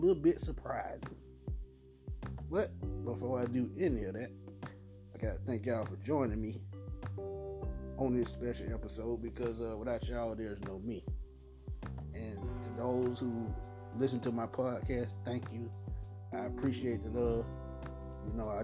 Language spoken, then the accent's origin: English; Atlanta, Georgia, United States; my hometown. I'm from the ATL